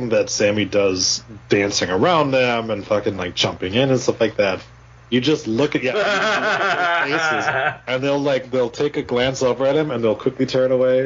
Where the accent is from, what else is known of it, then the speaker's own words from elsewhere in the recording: Wisconsin, United States; we're Upers and we're not